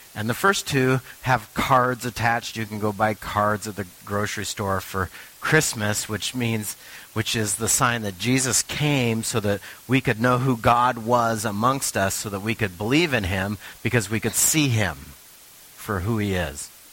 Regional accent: Richland, Washington, United States; moved away; I'm from the Tri Cities

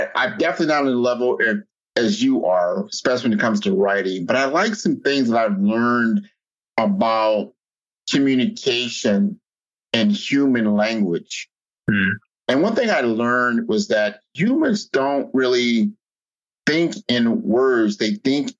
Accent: United States; also born or lived in Miami, Florida; being an American

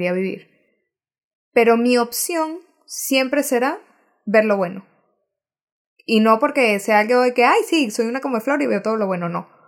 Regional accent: Venezuela; nosotras somos mega venezolanas y amamos con locura Venezuela.

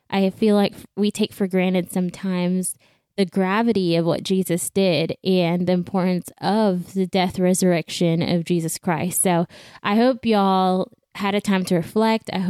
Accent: Belize; now in Houston, United States; I was born and raised in Belize, and in 2014, my family and I picked up and we moved to the U.S. Uh, we moved to Houston.

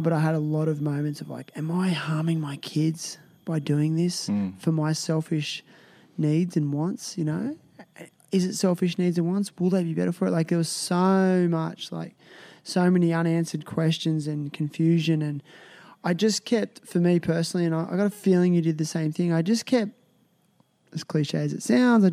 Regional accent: Australia; I realized how Australian I was. And I was like, well, I'm Australian.

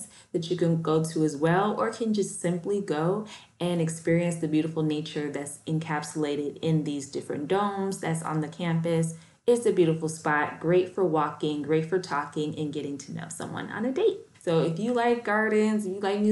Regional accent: Chicago, Illinois, United States; now in Florida, United States; In my hometown of Chicago

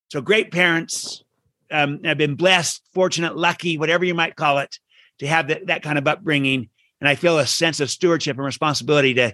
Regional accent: Utah, United States; also born or lived in Belfast, United Kingdom; originally from uh, uh, Utah and born there, but, but in the first 10 years I lived, I lived in, uh, in Belfast, Ireland for about three of those years.

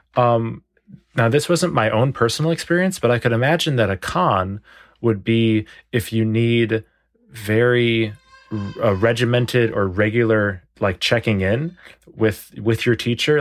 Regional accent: Evanston, Illinois, United States; moved away as an adult; I'm originally from the suburbs of Chicago. I was born in Evanston and, um, lived in Cook County, which is the county of Chicago and Evanston my whole life until I was twenty-two.

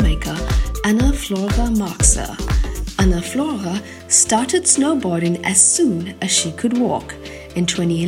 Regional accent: Durban, KwaZulu-Natal, South Africa; now in Bonn, Germany; I was born in South Africa, raised on the East Coast in a small, sleepy city called Durban, but now I live in Bonn, the former capital of Germany

